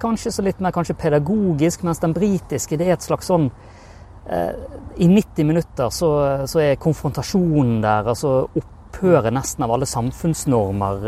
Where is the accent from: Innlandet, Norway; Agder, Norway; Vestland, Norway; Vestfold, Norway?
Vestland, Norway; Bergen area; accent: Bergen dialect; hører dialekten min, hører jo at jeg kommer fra bergenstraktene